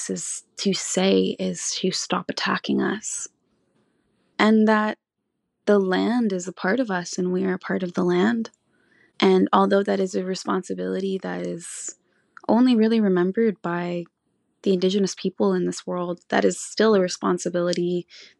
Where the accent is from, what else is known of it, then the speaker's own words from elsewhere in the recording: Tla'amin Nation, British Columbia, Canada; I'm from the Tla'amin Nation